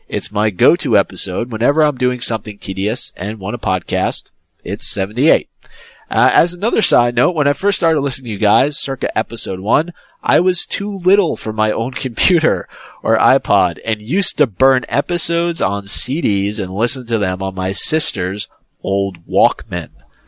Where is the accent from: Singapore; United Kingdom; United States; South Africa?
South Africa; English is a second language; now in Paris, France; I come from South Africa, but I have been living in Paris for the last 6 months by myself.